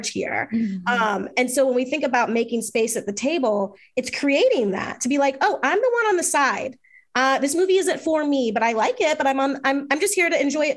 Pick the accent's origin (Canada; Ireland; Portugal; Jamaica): Jamaica; I'm Jamaican and grew up with reggae in my house